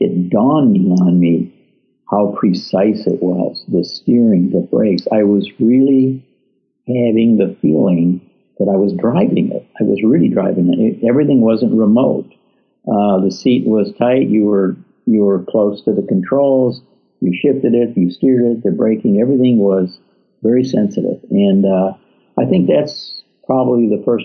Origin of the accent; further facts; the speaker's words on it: a small town outside of Detroit, Michigan, United States; I grew up in a small town outside of Detroit. I was born in Detroit, but my dad bought a farm out in a little town.